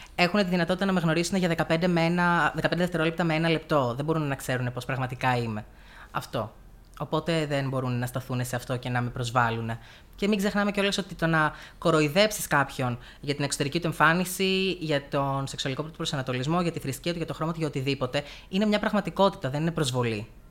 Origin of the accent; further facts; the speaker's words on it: Heraklion, Crete, Greece; moved away as an adult; now in Komotini, Greece; Γεννήθηκα και μεγάλωσα στο Ηράκλειο τη Κρήτη.